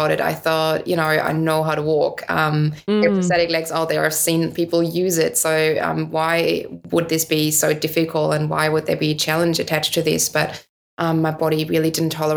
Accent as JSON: {"language": "English", "region": "Northern Germany", "country": "Germany", "tie": "born or raised there", "also_born_or_lived": "United States", "second_language": "English", "moved": "as an adult", "said": "growing up in Northern Germany"}